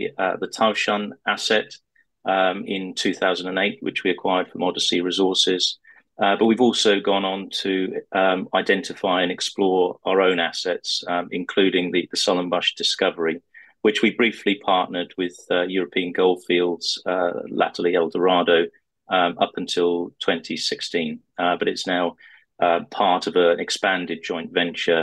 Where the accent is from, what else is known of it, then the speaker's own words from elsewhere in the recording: United Kingdom; also born or lived in Turkey / Western Australia; I speak the language fluently, although obviously you can tell from my accent that I spent most of my life in the UK.